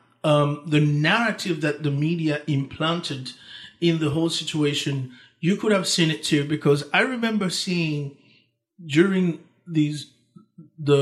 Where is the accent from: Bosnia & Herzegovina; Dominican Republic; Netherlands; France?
Dominican Republic; English is a second language; moved away; also born or lived in Haiti; I was born in Haiti, grew up in the Dominican Republic, same island, just different